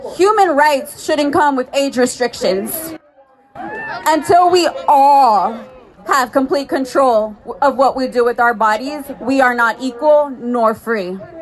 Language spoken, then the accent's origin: English; Houston, Texas, United States; I am a native Texan